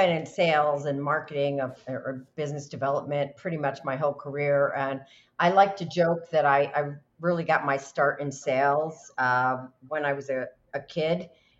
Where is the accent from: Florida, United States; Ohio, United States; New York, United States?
New York, United States; I knew if I could sell as a New Yorker, if I could sell my services as a broker to cattle ranchers, that I was good.